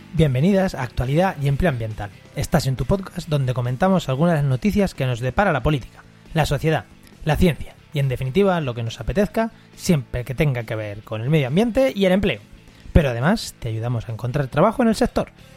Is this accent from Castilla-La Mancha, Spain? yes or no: yes; Castilla-La Mancha, Spain; now in Cádiz, Spain; vivo en Cádiz, pero yo soy manchego, estos días estoy pasándolo por aquí por la mancha